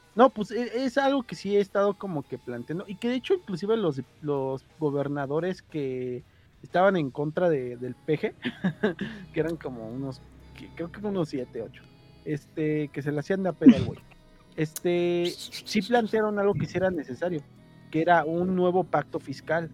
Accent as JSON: {"language": "Spanish", "region": "Mexico City", "country": "Mexico", "said": "yo que vivo en periferia, pero yo sí soy del de, Iztapalapa, o sea, al fin y al cabo sí soy de Feño"}